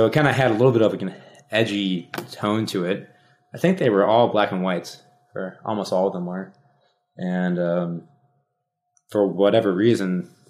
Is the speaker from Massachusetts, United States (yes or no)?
no; Rockford, Illinois, United States; my hometown's Rockford, Illinois